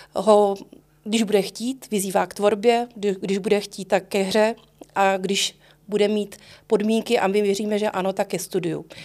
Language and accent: Czech; Prague, Czechia; vyrůstala jsem eh, na letné a pro mě moji spolužáci a já, my jsme vlastně na Letné a Volešovicích trávili až do těch 18 let